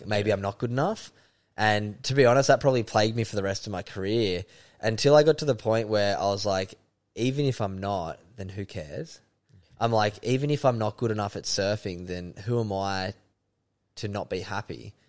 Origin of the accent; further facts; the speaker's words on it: Sydney, New South Wales, Australia; moved away as an adult; also born or lived in Byron Bay / Kingscliff; now in Gold Coast, Australia; I grew up in Sydney's Northern Beaches, beautiful part of the world at North Narrabeen